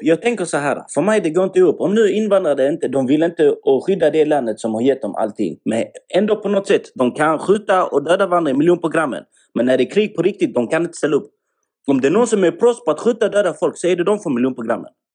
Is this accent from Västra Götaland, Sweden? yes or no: yes; Gothenburg, Västra Götaland, Sweden; Jag är från Göteborg